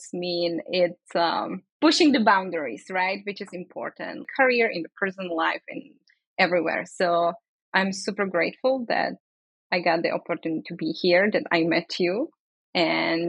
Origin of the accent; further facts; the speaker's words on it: Brno, South Moravian Region, Czechia; English is a second language; moved away as an adult; now in San Francisco, United States; So I grew up in the Czech Republic. I lived there all my life.